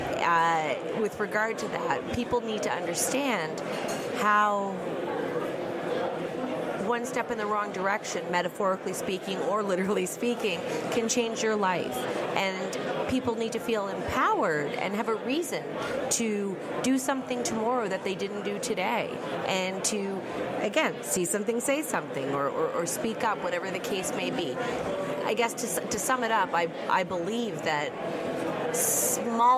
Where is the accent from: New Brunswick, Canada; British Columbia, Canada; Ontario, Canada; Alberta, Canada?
New Brunswick, Canada; Miramichi; now in Halifax, Canada; I'm from Miramichi, New Brunswick. That's my hometown, but I live in Halifax, Nova Scotia.